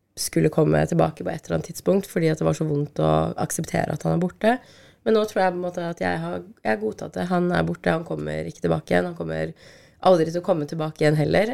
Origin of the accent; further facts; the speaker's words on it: Norway; vi er født i Norge